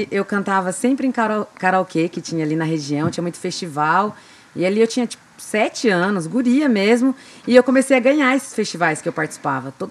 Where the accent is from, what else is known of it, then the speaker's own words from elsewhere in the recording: Glória de Dourados, Mato Grosso do Sul, Brazil; also born or lived in Diamante do Norte, Paraná; Fui criada a vida inteira em Glória de Dourados, aqui no interior do Mato Grosso do Sul.